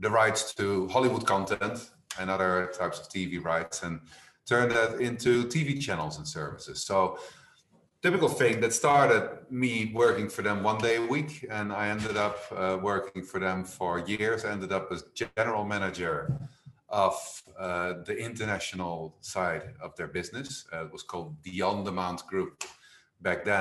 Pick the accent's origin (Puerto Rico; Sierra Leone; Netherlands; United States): Netherlands; moved away as an adult; also born or lived in London; now in Spain; I was born in the Netherlands. I studied in the Netherlands.